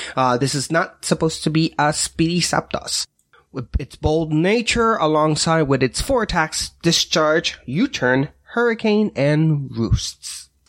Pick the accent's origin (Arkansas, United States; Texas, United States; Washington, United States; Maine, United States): Washington, United States; I'm from Washington State